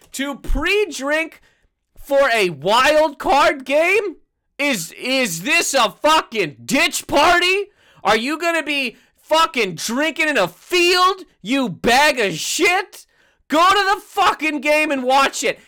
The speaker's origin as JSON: {"language": "English", "country": "Canada", "said": "I'm Canadian"}